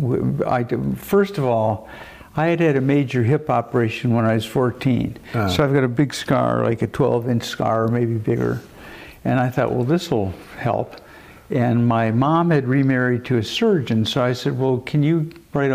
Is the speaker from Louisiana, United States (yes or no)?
no; Denver, Colorado, United States; also born or lived in Chicago / Dallas / California; now in Boulder, United States; I grew up in Denver